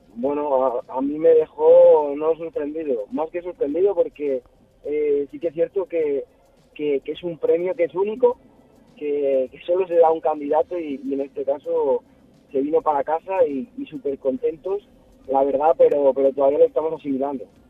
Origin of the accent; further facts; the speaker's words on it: Lubrín, Andalusia, Spain; moved away as an adult; also born or lived in Viator / Ribera del Duero; now in Peñafiel, Spain; yo soy de Lubrín